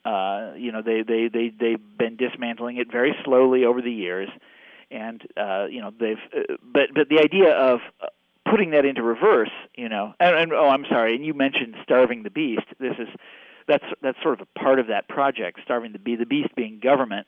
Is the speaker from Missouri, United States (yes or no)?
yes; Kansas City, Missouri, United States; I grew up in Kansas City